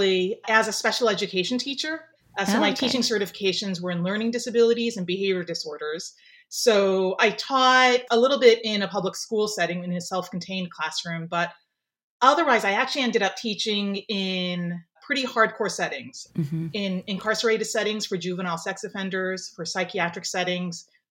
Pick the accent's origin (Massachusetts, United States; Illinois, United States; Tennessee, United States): Illinois, United States; Skokie; also born or lived in Japan; I grew up in Skokie, Illinois